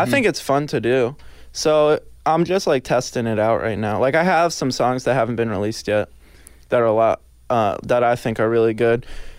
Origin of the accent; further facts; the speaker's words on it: Jupiter, Florida, United States; From Jupiter, Florida.